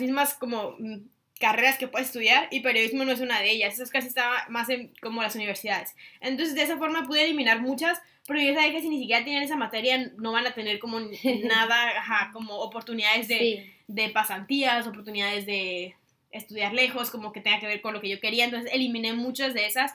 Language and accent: Spanish; Tijuana, Baja California, Mexico; now in Singapore; yo en mi país, o sea, si me hubiera quedado en Tijuana